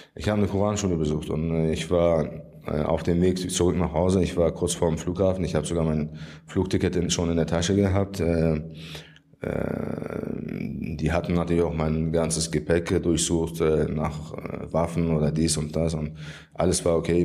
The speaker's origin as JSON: {"language": "German", "country": "Germany", "tie": "born or raised there", "said": "Ich bin in Deutschland geboren und habe immer in Deutschland gelebt"}